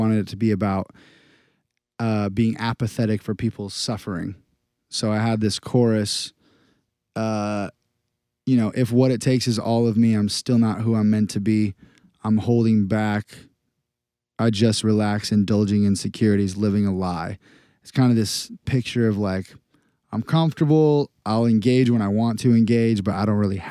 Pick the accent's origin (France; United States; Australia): United States; growing up in America